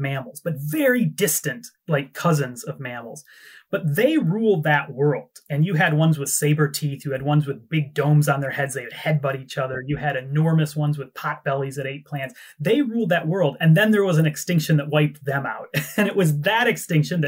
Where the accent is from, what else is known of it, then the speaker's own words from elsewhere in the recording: United States; moved away as an adult; also born or lived in Britain; now in United Kingdom; people like me growing up in America